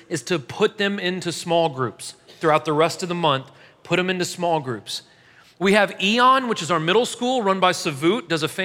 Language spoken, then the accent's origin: English; St. Louis, Missouri, United States; now in Murfreesboro, United States; I'm from St. Louis